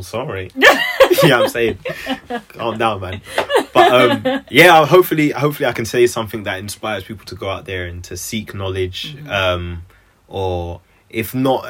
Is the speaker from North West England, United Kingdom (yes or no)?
yes; Manchester, North West England, United Kingdom; 22, and I'm from Manchester